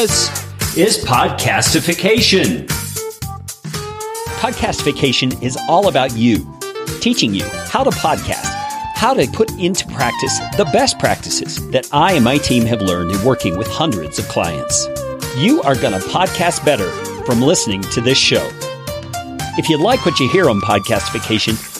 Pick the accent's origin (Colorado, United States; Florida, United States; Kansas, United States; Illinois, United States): Colorado, United States; Yeah, I'm from Colorado.